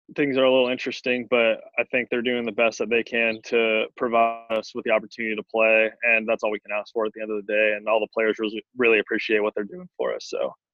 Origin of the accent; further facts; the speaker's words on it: Arizona, United States; Like, everything got shut down, but since I'm from Arizona